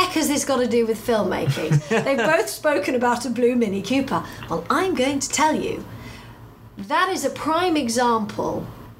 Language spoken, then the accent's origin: English; United Kingdom; Because being a Brit and being an American, we have a different language anyway.